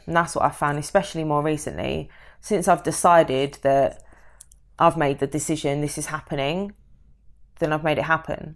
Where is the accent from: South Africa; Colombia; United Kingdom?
United Kingdom; London; moved away; I'm from London